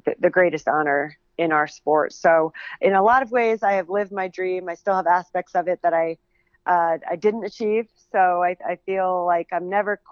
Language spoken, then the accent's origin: English; Northern New Jersey, United States; I'm originally from Northern New Jersey